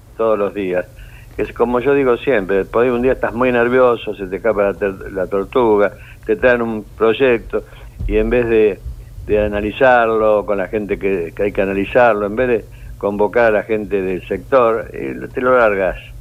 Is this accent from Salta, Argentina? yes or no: no; Buenos Aires, Argentina; also born or lived in Córdoba; soy nacido en Buenos Aires, pero concebido en Córdoba, en las sierras